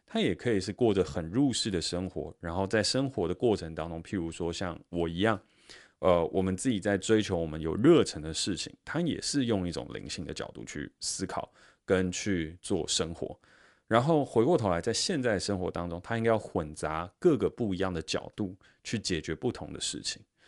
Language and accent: Chinese; Taiwan; 我在新竹科学园区成长